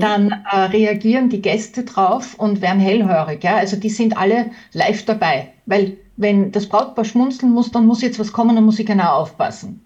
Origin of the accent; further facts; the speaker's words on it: Tyrol, Austria; bei uns in Tirol sowieso